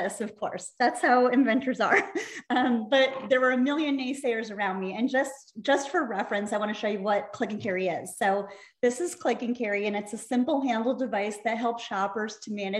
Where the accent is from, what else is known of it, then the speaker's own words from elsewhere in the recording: Scranton, Pennsylvania, United States; moved away as an adult; also born or lived in San Diego, California; now in Los Angeles, United States; I'm from Scranton, Pennsylvania.